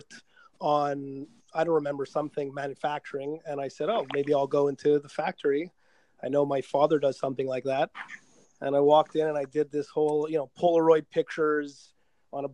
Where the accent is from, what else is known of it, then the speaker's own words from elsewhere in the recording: Quebec, Canada; first language English; we're from Quebec, so we have predominantly French speaking people. And I was an English guy